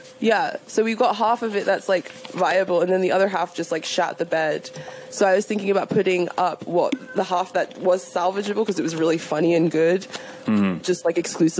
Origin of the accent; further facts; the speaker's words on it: Nigeria; I'm Nigerian